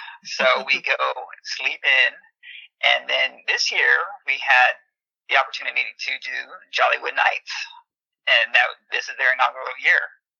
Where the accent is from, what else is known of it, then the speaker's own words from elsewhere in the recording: Anaheim, California, United States; I grew up outside of Disneyland in California.